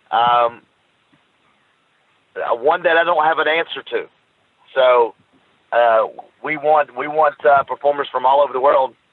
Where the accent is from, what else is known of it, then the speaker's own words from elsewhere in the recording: the South, United States; Uh, well, you got to know I'm from the United States in the southern part, so we don't play a lot of soccer down here.